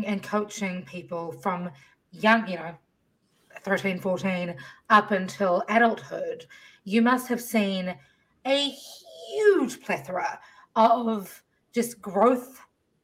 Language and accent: English; Fiji; moved away; I spent half my life growing up in Fiji and totally different world